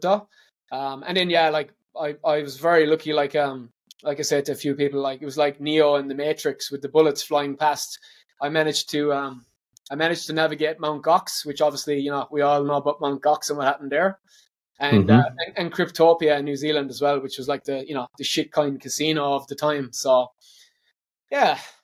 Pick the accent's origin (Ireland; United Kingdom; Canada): Ireland; moved away as an adult; now in Australia; But growing up in Ireland, my mum was a detective